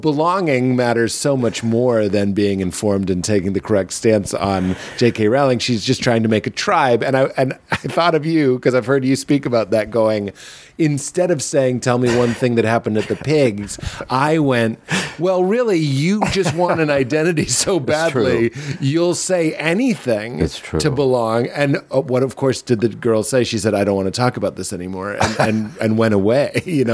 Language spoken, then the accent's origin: English; Boston, Massachusetts, United States; I am from Boston